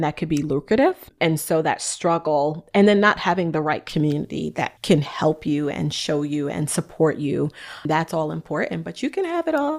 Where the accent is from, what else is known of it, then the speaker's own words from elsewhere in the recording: New York, United States; I'm from New York, y'all. So if y'all hear my little like go hard, it's just my New Yorker in me.